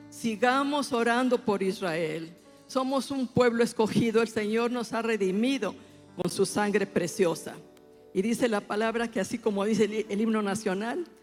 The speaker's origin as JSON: {"language": "Spanish", "country": "Mexico", "said": "Tomamos la autoridad y legislativa que Dios nos dio como mexicanos para que México pueda ser transformado"}